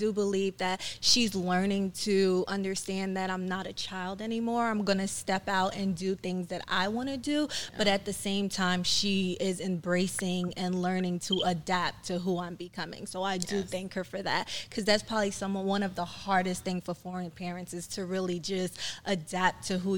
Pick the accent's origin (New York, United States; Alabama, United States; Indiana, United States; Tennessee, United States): New York, United States; Brooklyn; born there; also born or lived in Trinidad; Even though I was born in Brooklyn, like my mom sent me back to Trinidad many times. Like I was potty trained in Trinidad.